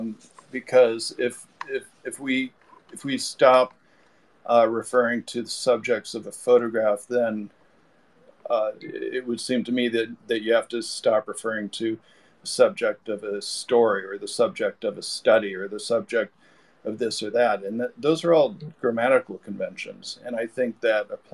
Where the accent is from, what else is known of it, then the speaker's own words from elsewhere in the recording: Fort Wayne, Indiana, United States; now in California, United States; I'm from Fort Wayne, close to Chicago, and I also moved out to California